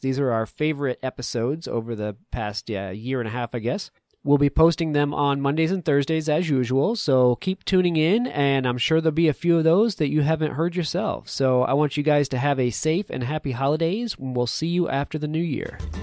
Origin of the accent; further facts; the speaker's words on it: East Coast, United States; you and i both grew up on the the east coast